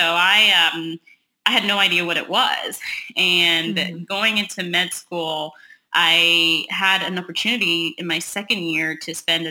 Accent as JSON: {"language": "English", "region": "Texas", "country": "United States", "also_born_or_lived": "Hershey, Pennsylvania", "moved": "as an adult", "said": "I moved from Texas. My family's here in Texas, and I moved after college"}